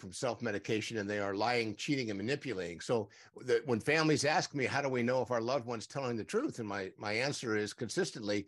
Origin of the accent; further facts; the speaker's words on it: San Diego, California, United States; I grew up in San Diego, still here